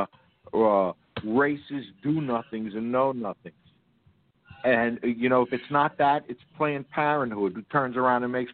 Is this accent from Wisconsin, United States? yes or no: no; New York City, New York, United States; I grew up in New York City slum.